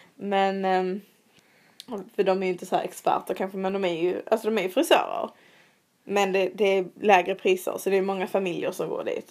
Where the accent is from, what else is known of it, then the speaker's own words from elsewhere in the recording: Sweden; moved away as an adult; now in London, United Kingdom; hos vår frisör hemma i Sverige